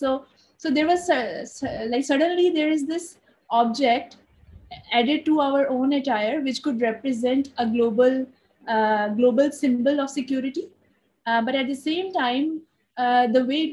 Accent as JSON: {"language": "English", "town": "Lahore", "region": "Punjab", "country": "Pakistan", "tie": "born or raised there", "moved": "yes", "lives_now": "Karachi, Pakistan", "said": "I'm originally from Lahore. I was born in Lahore, but currently living in Karachi in Pakistan"}